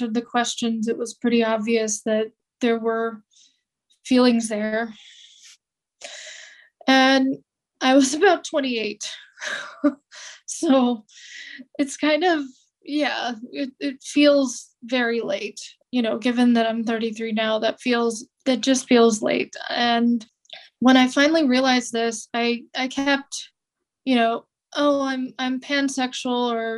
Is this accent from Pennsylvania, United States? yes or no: no; California, United States; I grew up in California